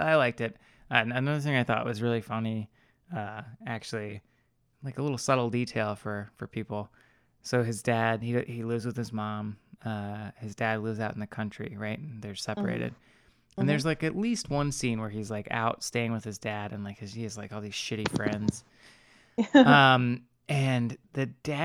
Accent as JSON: {"language": "English", "country": "United States", "said": "me being an American"}